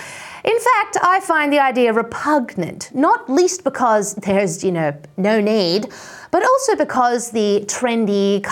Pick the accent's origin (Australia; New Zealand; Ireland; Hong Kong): Australia; Now, as an Australian